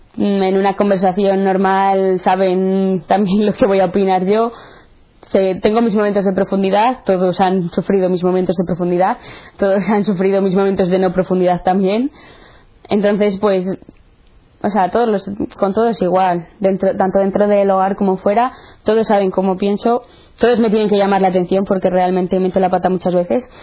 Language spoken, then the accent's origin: Spanish; Santander, Cantabria, Spain; tengo 18 años, soy de Santander